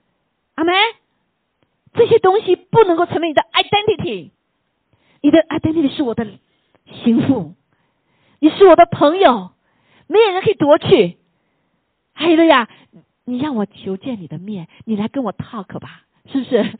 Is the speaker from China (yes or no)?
yes; China; 有的时候我们中国人特别谦卑啊